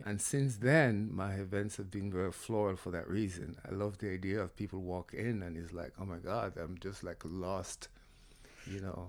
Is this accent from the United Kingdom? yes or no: no; Panama; now in United States; come from Panama. Grew up in the jungles